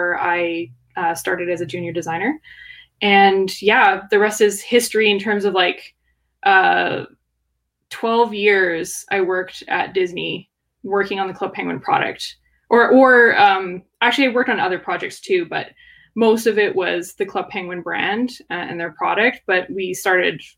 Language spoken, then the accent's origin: English; Canada; also born or lived in Kelowna, British Columbia; I'm born and raised in Canada, living in BC, Kelowna.